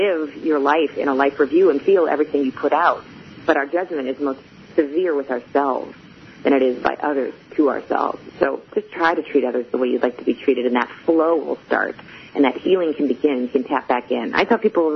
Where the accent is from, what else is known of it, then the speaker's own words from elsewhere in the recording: Chicago, Illinois, United States; I am from Chicago